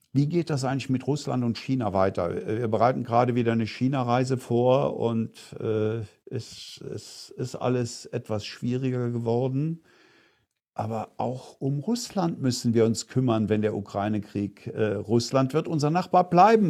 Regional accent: Eifel, Germany; moved away; meine Heimat in der Eifel

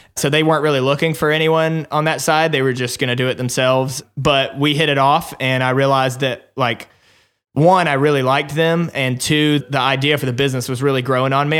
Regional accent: Alabama, United States; accent: twang; moved away as an adult; also born or lived in Nashville, Tennessee; I was born in Alabama. Probably you can hear some of that little twang still in my voice

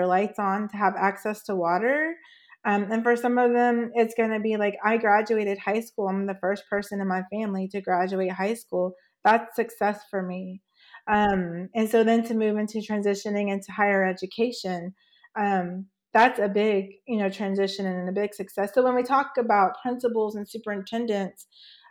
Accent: Oklahoma, United States; also born or lived in Oregon / New Mexico; now in Washington, United States; I was born in Oregon, but grew up in Oklahoma

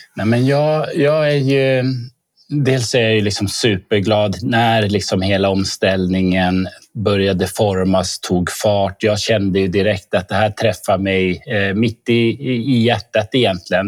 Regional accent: Norrbotten County, Sweden; now in Stockholm, Sweden; Jag är norrbottning som du Lisbeth.

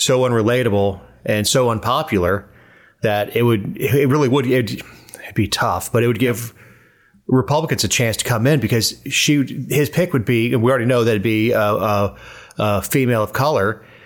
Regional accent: Florida, United States; I'm from Florida

